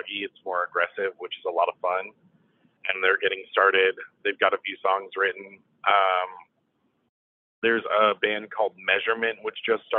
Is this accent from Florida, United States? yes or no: yes; St. Augustine, Florida, United States; now in Savannah, United States; I grew up in St. Augustine, Florida, for a lot of my childhood